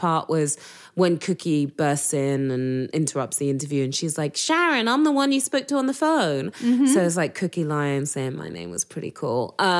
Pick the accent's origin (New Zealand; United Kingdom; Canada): United Kingdom; England; accent: English; now in United States; your English accent's a distraction.